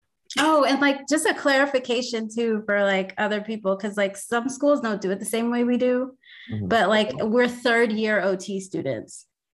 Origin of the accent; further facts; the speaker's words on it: Idaho, United States; I've lived in a lot of different states. I grew up in Idaho.